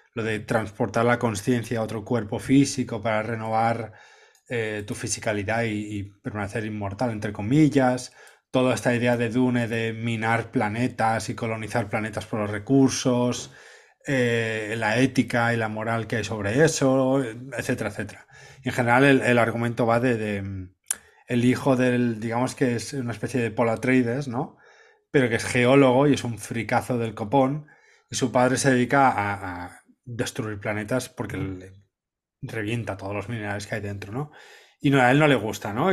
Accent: Cambrils, Catalonia, Spain; mi pueblo, Cambrils, el Mediterráneo

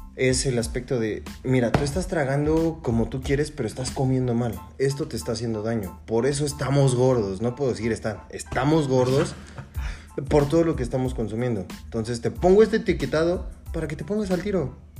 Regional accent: Mexico; somos Estados Unidos mexicanos

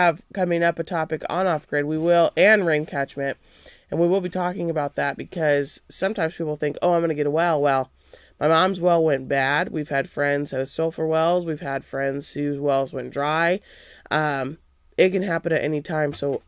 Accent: Nebraska, United States; also born or lived in Kansas; we came from Nebraska. My family's lived in Kansas.

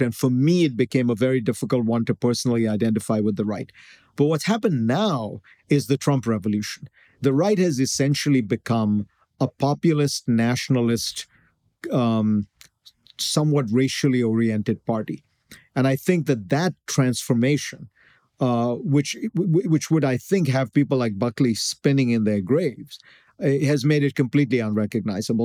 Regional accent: India; moved away; I grew up in India

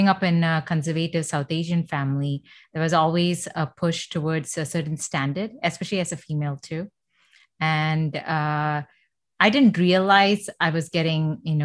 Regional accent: Doha, Qatar; first language Malayalam; English is a second language; now in Canada; I grew up in Doha, Qatar

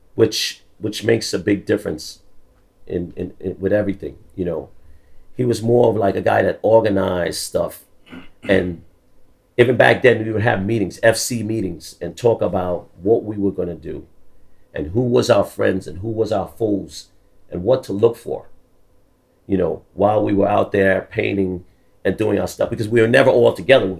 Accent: New York City, New York, United States; also born or lived in London, United Kingdom; I'm from the Bronx. I really I grew up in the Bronx, but I wasn't born in the Bronx. I was actually born in London, in the UK

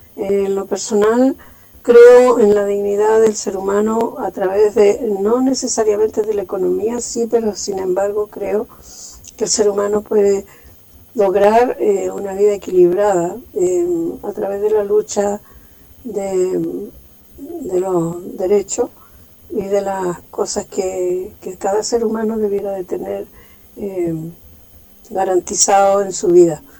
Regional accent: Chile; nos motiva a nosotros como chilenos

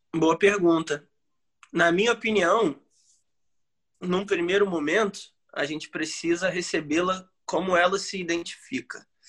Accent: Brazil; A gente é brasileiro

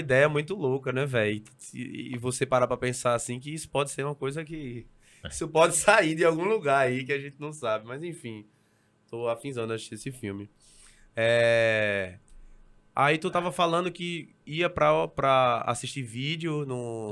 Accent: Recife, Pernambuco, Brazil; Eu saí do Ibura

